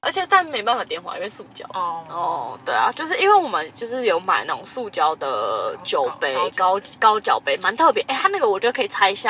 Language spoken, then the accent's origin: Chinese; Tainan, Taiwan; 我是台南人，